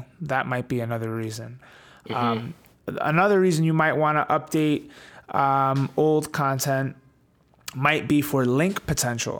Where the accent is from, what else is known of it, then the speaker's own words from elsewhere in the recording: New York, United States; Well, my parents, they are Italian. I was born in the US in New York, but I grew up with a very old school Italian upbringing